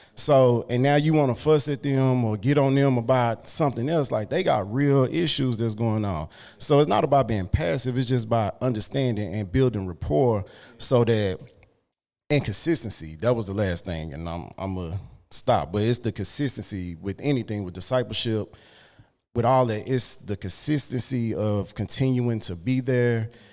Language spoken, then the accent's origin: English; Dallas, Texas, United States; I grew up in Oak Cliff